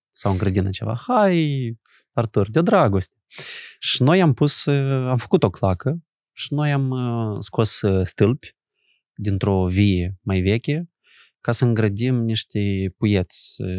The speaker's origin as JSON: {"language": "Romanian", "town": "Bulboaca", "region": "Anenii Noi District", "country": "Moldova", "tie": "born or raised there", "said": "eu am copilărit în Bulboaca"}